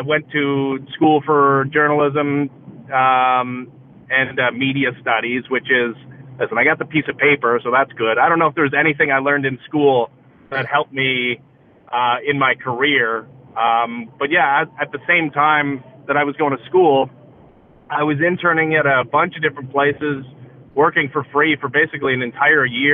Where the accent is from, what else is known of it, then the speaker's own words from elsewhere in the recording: Oakville, Ontario, Canada; I grew up in the Greater Toronto area, just outside of Toronto, in a little suburb called Oakville